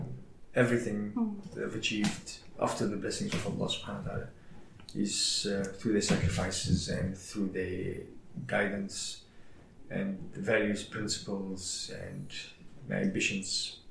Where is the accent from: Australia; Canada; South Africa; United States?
South Africa; Not bigger than South Africa. I'm bigger than just being South African. Universal.